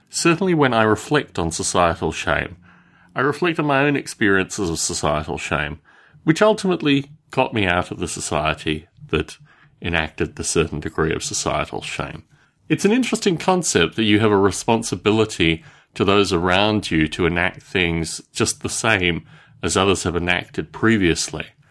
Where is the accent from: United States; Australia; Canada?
Australia; When I was growing up in Australia